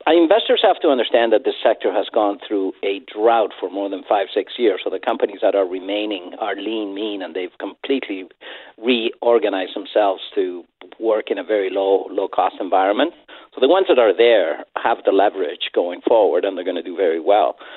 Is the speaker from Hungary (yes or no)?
no; Chile; I'm from Latin America. I'm from Chile.